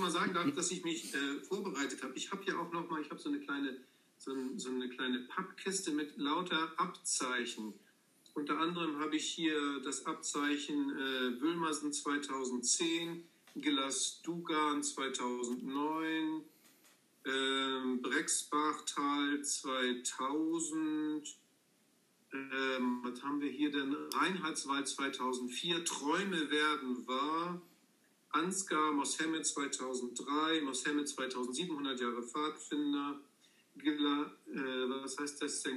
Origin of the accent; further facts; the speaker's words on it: Dithmarschen, Schleswig-Holstein, Germany; also born or lived in Angeln; ich bin gebürtiger Dithmarscher